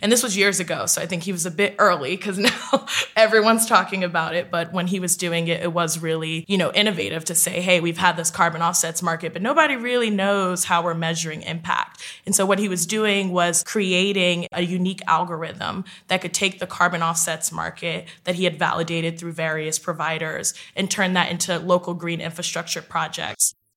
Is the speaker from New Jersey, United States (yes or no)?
yes; West Orange, New Jersey, United States; now in New York City, United States; I'm originally from West Orange, New Jersey. I currently live in New York City